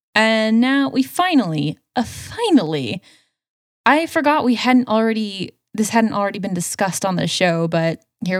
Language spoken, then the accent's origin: English; Spokane, Washington, United States; I grew up in Spokane